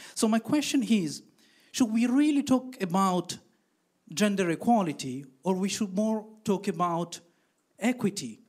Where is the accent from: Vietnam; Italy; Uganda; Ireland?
Italy; now in Belgium; I'm originally from Italy, but living in Belgium